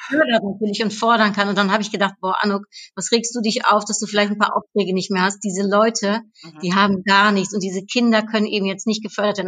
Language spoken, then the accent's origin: German; Cologne, North Rhine-Westphalia, Germany; ich bin in Köln aufgewachsen